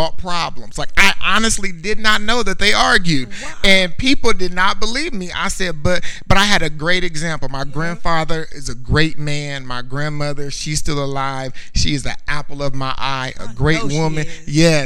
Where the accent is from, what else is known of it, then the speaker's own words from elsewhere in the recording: Indiana, United States; moved away as an adult; I was born in Indiana